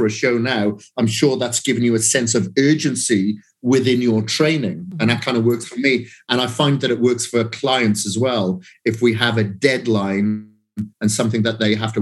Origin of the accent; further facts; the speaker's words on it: Wales, United Kingdom; From Wales